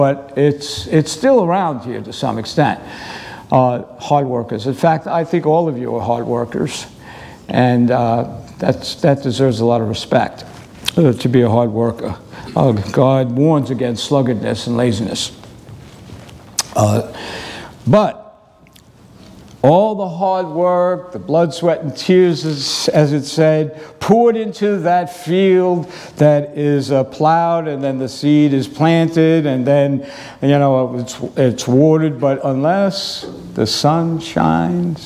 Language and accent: English; New York City, New York, United States; moved away; growing up in New York City